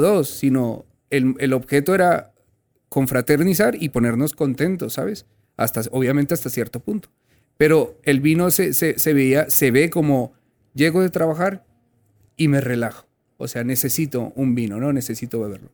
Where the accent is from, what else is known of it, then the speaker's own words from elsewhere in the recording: Colombia; also born or lived in Spain; now in Mexico; yo soy colombiano, pero viví casi media vida en España